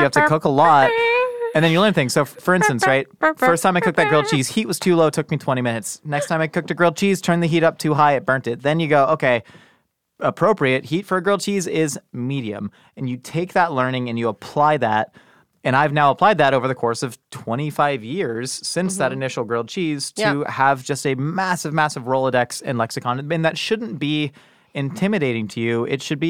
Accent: Columbia, Maryland, United States; born there; No, I was born in Columbia, Maryland.

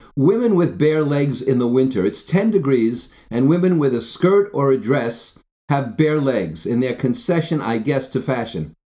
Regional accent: New Jersey, United States; I grew up in Jersey

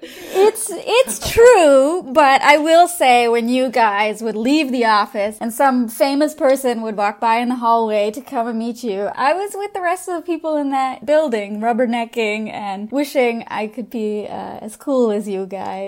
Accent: Southern California, United States; we're all from Southern California at our core

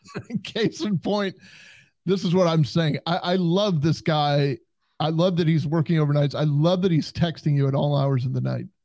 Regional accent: United States; growing up on the Canadian border as I did

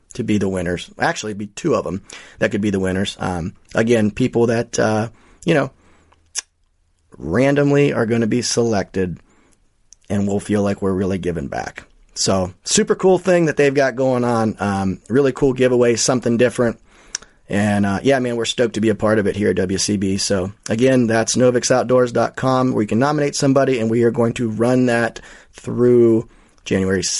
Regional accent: Ohio, United States; the Buckeye State, my home state

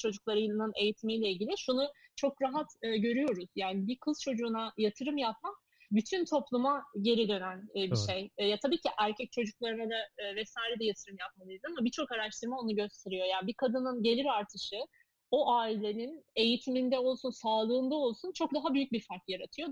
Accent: Eskişehir, Turkey; moved away; benim memleketimiz Eskişehir

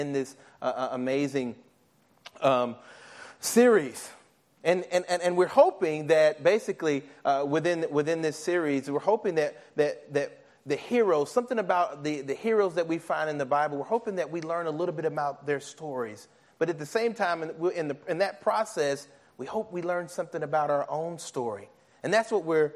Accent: Nashville, Tennessee, United States; I'm from Nashville, Tennessee

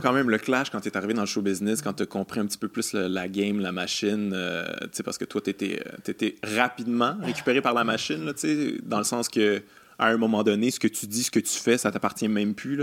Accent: Quebec City, Quebec, Canada; moved away; je viens de Québec aussi

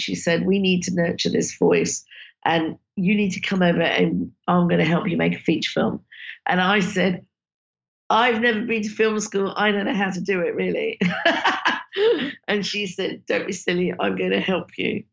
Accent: London, United Kingdom; in Southall, where I grew up

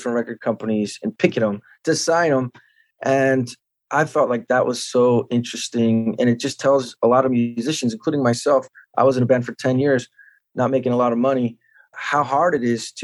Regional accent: Santa Barbara, California, United States; my hometown, Santa Barbara

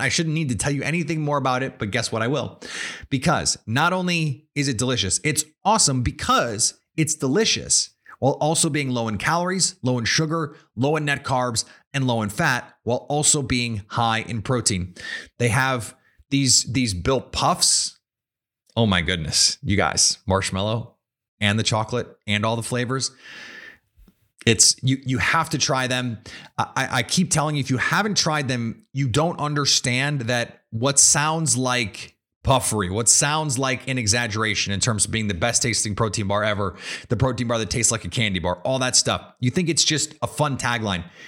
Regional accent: Milwaukee, Wisconsin, United States; moved away as an adult; I am, in fact, a Wisconsin native. I grew up in Milwa-, in Milwaukee, uh, on the east side of Milwaukee in Shorewood originally

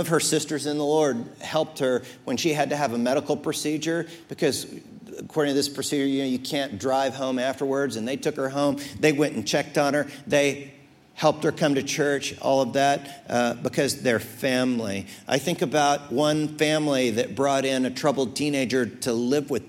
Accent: United States; I'm American way second

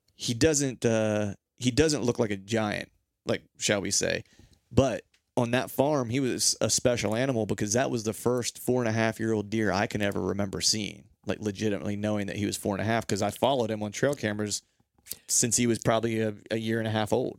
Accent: Pennsylvania, United States; also born or lived in Orlando; in my life growing up in Pennsylvania

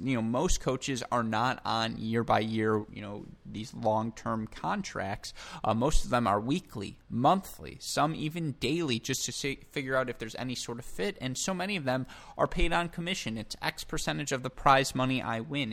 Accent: United States; as an American

